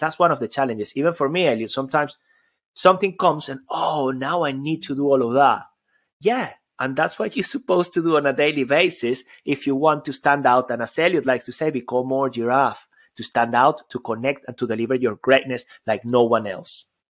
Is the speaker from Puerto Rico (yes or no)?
no; Venezuela; moved away; also born or lived in Spain / United Kingdom; I come all the way from Venezuela. I grew up there, but then I, you know, I, I lived in Spain and I lived in, in the U K